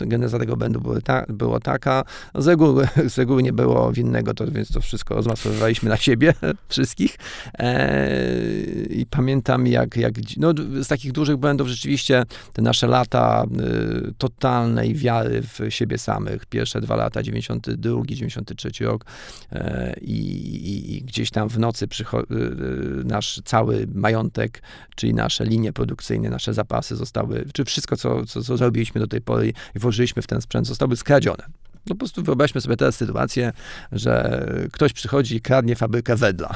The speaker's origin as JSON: {"language": "Polish", "town": "Janów Podlaski", "region": "Lublin Voivodeship", "country": "Poland", "tie": "born or raised there", "said": "ja się urodziłem w Janowie Podlaskim"}